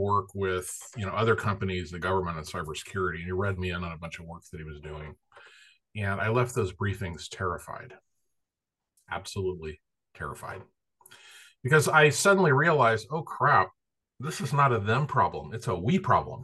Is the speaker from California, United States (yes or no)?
yes; Central California, United States; moved away as an adult; now in Los Altos, United States; I grew up in Central California